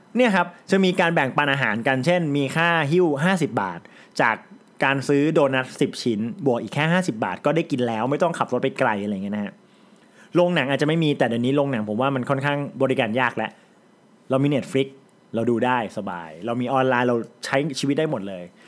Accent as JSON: {"language": "Thai", "region": "Chai Nat", "country": "Thailand", "also_born_or_lived": "Bangkok", "said": "ผมเป็นคนจังหวัดชัยนาท"}